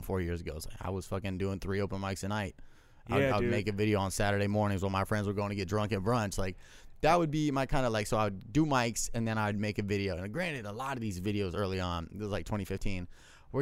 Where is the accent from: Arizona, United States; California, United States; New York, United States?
California, United States; Camarillo; also born or lived in Illinois; now in Los Angeles, United States; It's called Camarillo, California. It's right by like kind of Ventura County